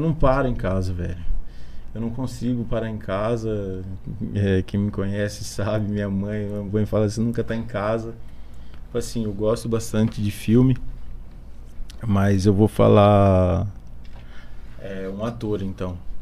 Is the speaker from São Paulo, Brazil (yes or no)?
yes; Bariri, São Paulo, Brazil; eu sou de Bariri, nasci aqui